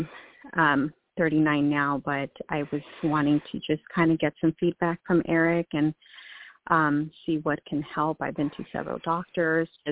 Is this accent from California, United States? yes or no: yes; California, United States; now in Texas, United States; I am from California. Actually, well, I live in Texas now, but I'm in California right now staying with family